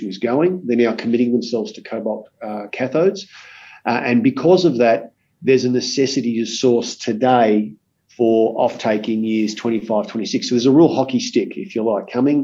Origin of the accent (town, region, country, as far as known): Australia